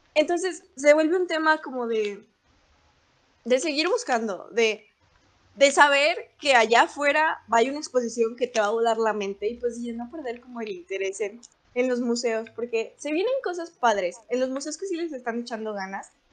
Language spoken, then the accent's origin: Spanish; León, Guanajuato, Mexico; todas las que somos de León